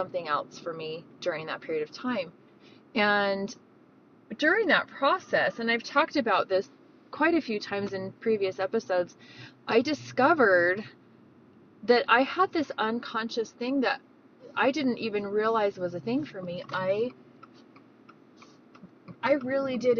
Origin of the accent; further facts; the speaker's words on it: Davis County, Utah, United States; Davis County. That's where I grew up, and these are my home trails